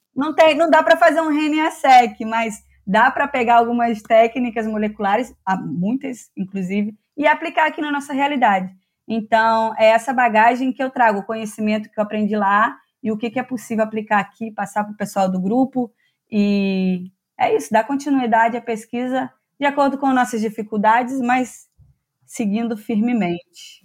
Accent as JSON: {"language": "Portuguese", "town": "Teresópolis", "region": "Rio de Janeiro", "country": "Brazil", "moved": "yes", "said": "vim lá de Teresópolis, interior de Teresópolis"}